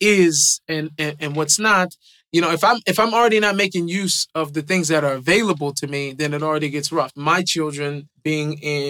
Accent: Seattle, Washington, United States; I think I grew up in Seattle.

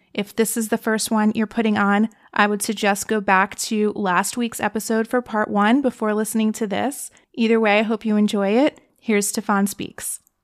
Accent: East Coast, United States; now in California, United States; I'm from the East Coast.

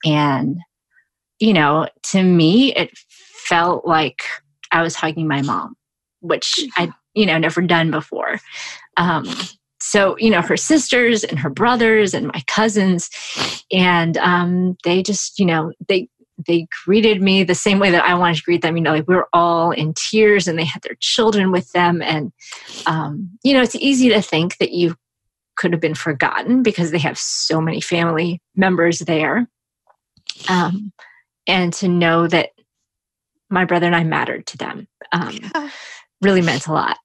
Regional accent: Brownsville, Texas, United States; moved away; also born or lived in Chicago; growing up in Brownsville because I did just blend in with everybody

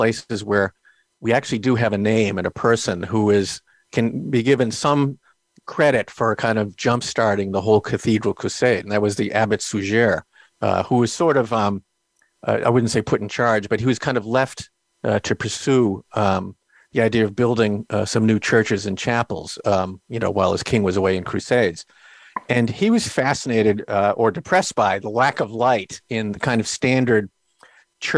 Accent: Boston, Massachusetts, United States; I'm from Boston

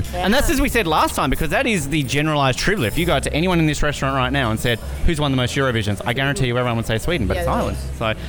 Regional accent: Tasmania, Australia; my home state of Tasmania

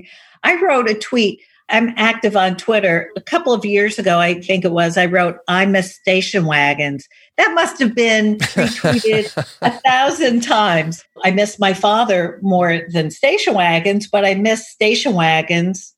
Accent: New York City, New York, United States; I was raised in Manhattan.

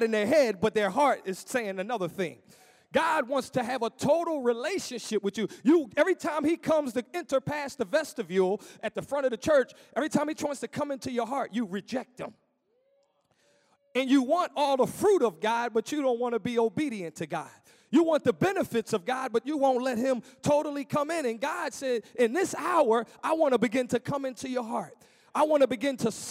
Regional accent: Philadelphia, Pennsylvania, United States; moved away as an adult; also born or lived in Williamsport; now in Harvey, United States; I'm from Philadelphia, so there's no mountains in Philadelphia

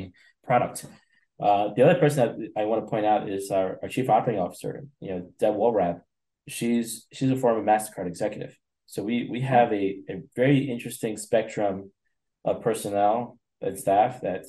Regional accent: East Coast, United States; moved away; I grew up in the East Coast

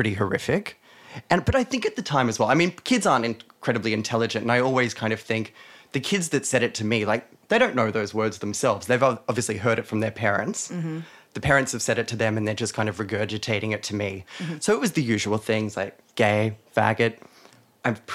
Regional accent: Weston, New South Wales, Australia; moved away; also born or lived in Del Mar; I grew up in a town called Weston.

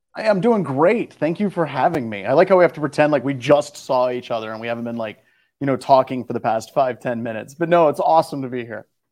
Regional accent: Midwest, United States; I grew up in the Midwest.

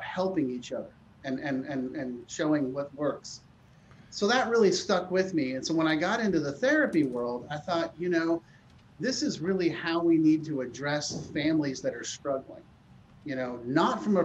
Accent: Palo Alto, California, United States; I grew up in Palo Alto. I went to high school, public high school, Palo Alto High School, across the street from Stanford University

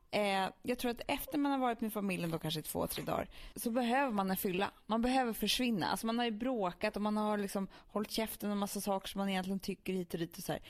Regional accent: Stockholm, Stockholm County, Sweden; vi som är stockholmare

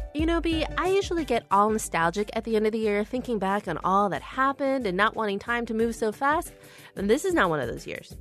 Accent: Skokie, Illinois, United States; I'm Korean-American, and I was born in Skokie, Illinois

